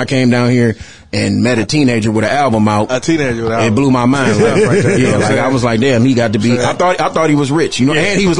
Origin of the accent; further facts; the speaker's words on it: Detroit, Michigan, United States; Detroit, Michigan.